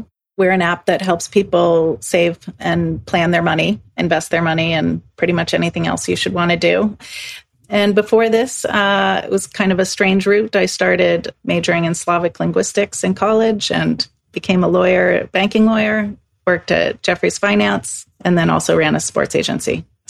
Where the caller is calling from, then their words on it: Stockholm, Stockholm County, Sweden; I'm calling in from Stockholm, Sweden, and thanks for having me on.